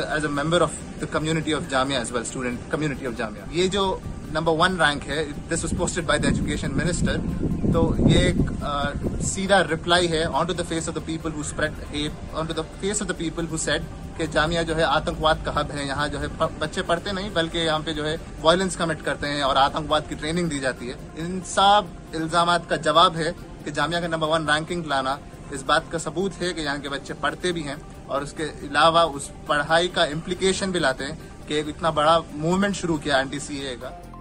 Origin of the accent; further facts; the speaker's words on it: Bangalore, Karnataka, India; moved away as an adult; now in Delhi, India; मैं बैंगलोर से हूँ